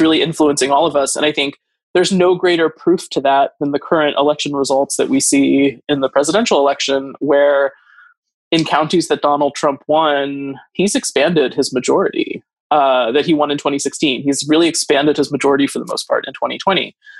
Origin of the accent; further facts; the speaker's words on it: Northern Idaho, United States; moved away; where I grew up in Idaho, where Northern Idaho doesn't really want the government to exist